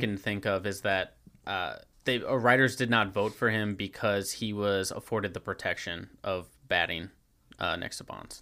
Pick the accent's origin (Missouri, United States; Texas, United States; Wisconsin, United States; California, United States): Missouri, United States; St. Louis; growing up in Saint Louis